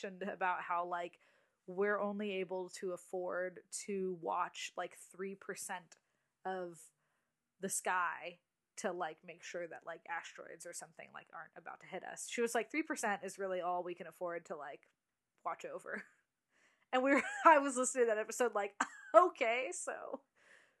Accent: West Coast, United States; I'm from the coast, the West Coast.

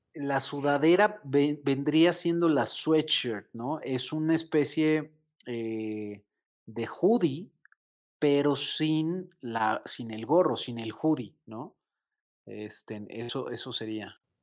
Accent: Mexico City, Mexico; como buen chilango, como buen mexicano.

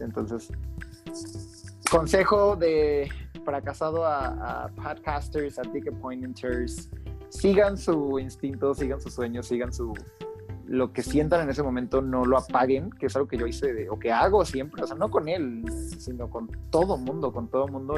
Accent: Guanajuato, Mexico; moved away as an adult; also born or lived in Riviera Maya; yo soy de Guanajuato, entonces a pesar de que yo estuviera viviendo en la Riviera Maya.

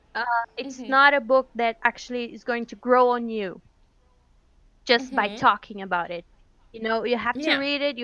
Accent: Curitiba, Paraná, Brazil; we are from Curitiba.

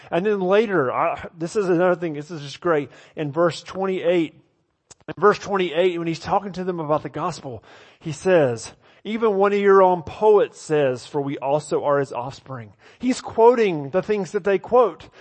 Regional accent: the South, United States; moved away; I grew up in the South

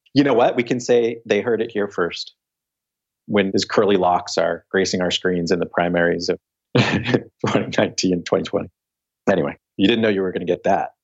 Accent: Philadelphia, Pennsylvania, United States; I was born in Philly

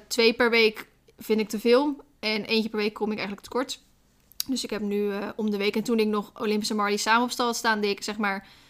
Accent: Randstad, Netherlands; moved away; Ik kom zelf uit de Randstad

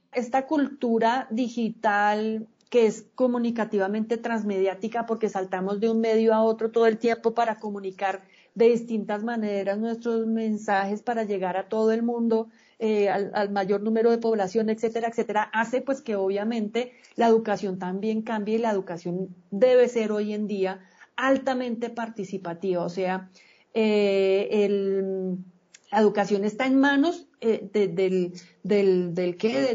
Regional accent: Colombia; yo no solamente soy colombiano para ir y poner el voto, yo soy colombiano todo el día

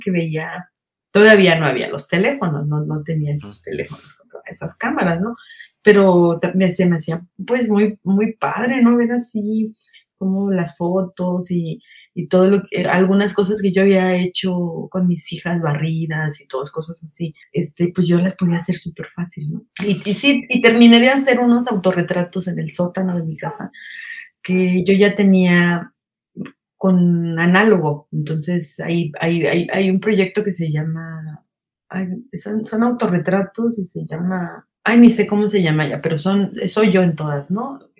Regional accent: State of Mexico, Mexico; moved away as an adult; also born or lived in Guadalajara; A esa edad me salí de mi casa del, del Estado de México

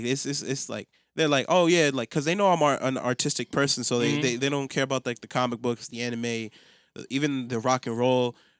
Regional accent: United States; grew up in America

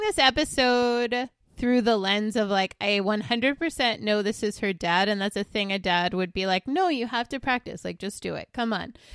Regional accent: Long Island, New York, United States; born or raised there

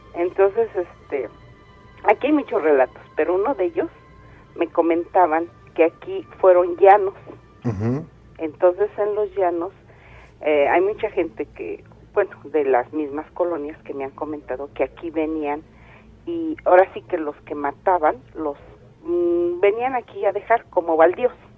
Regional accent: State of Mexico, Mexico; Nosotros somos del Estado de México.

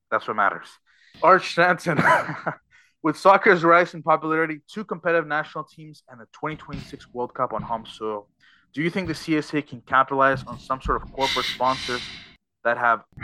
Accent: Canada; as a Canadian soccer fan

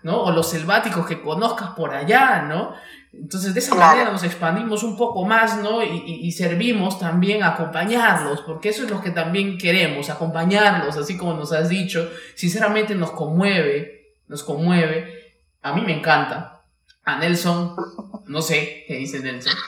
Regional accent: Peruvian Amazon, Peru; accent: charapa; los selváticos también somos un poco espontáneos

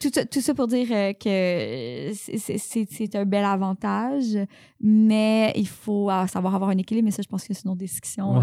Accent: Saint-Jérôme, Quebec, Canada; moved away; also born or lived in Sainte-Adèle / Montreal; viens de Saint-Jérôme

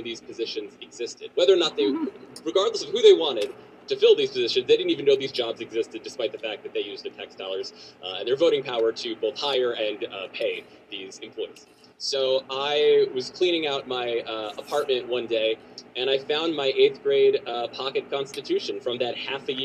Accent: Washington, District of Columbia, United States; I grew up in Washington, D.C., and was surrounded by the government from a very early age

